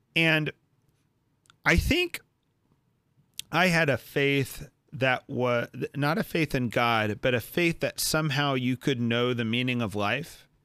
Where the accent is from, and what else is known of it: Texas, United States; born or raised there